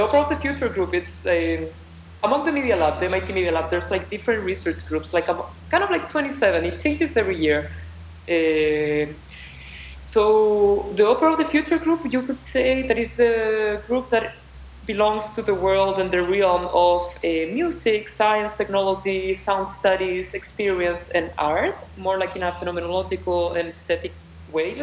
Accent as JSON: {"language": "English", "country": "Chile", "moved": "as an adult", "lives_now": "Cambridge, United States", "said": "I'm from Chile and I'm very Chilean"}